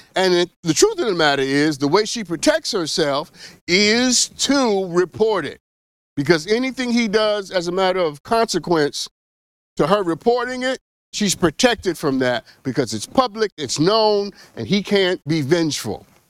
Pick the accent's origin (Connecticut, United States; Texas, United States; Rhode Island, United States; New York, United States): New York, United States; I am from New York, specifically Flushing, New York